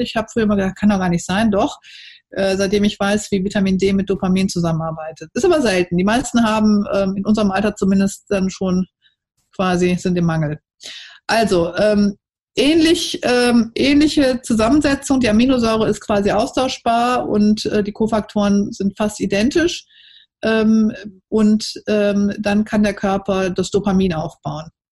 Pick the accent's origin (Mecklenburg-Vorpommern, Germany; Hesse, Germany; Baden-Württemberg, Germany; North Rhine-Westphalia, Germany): North Rhine-Westphalia, Germany; Cologne; sage ich als Kölnerin